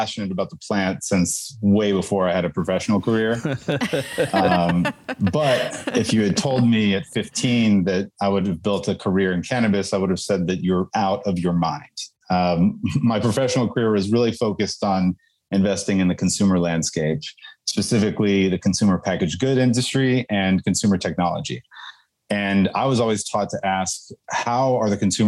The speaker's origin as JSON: {"language": "English", "town": "Houston", "region": "Texas", "country": "United States", "said": "I'm from Houston, Texas."}